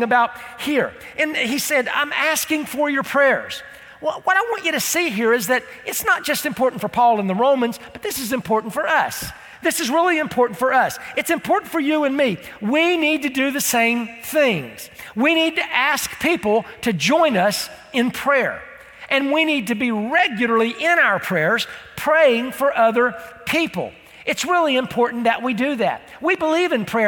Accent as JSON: {"language": "English", "country": "United States", "said": "I'm from Polk County"}